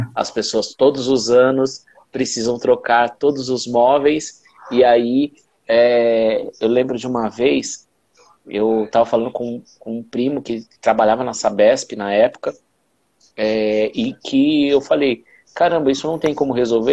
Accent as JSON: {"language": "Portuguese", "region": "São Paulo", "country": "Brazil", "tie": "born or raised there", "said": "como eu fui criado na Zona Leste"}